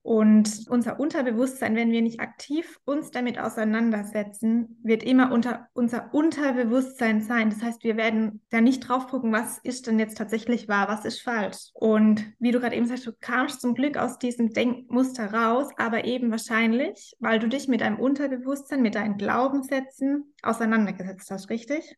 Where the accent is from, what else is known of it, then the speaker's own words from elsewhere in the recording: Rhein-Neckar-Kreis, Baden-Württemberg, Germany; ich komme aus dem Rhein-Neckar-Kreis, aus dem schönen